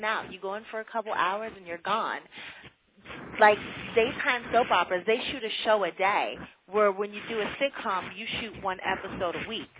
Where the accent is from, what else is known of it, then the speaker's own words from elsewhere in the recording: Pittsburgh, Pennsylvania, United States; I'm from Pittsburgh